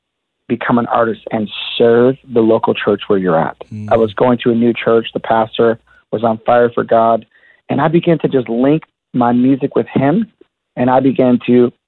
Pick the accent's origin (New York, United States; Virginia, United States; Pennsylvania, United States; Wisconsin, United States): Wisconsin, United States; Milwaukee; I grew up in Milwaukee, Wisconsin